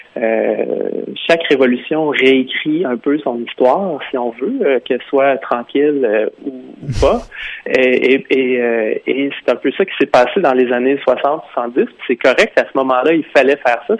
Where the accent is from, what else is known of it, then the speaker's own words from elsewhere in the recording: Quebec, Canada; moved away as an adult; also born or lived in Vancouver; je suis québécois